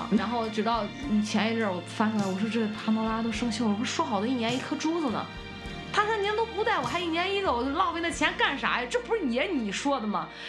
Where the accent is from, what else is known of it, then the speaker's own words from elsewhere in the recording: Qingdao, Shandong, China; accent: Qingdao dialect; 我们青岛话谦让不叫。